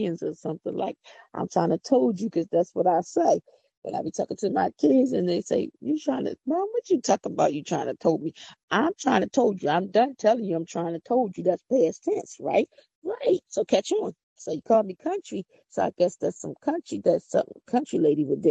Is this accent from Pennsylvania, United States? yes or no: yes; Philadelphia, Pennsylvania, United States; accent: country; I'm from Philadelphia. I don't talk country.